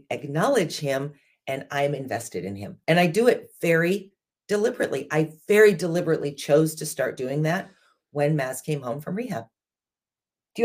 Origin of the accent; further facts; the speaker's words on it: United States; being American